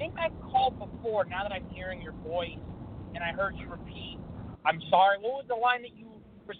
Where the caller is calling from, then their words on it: Sacramento, California, United States; I'm calling from Sacramento.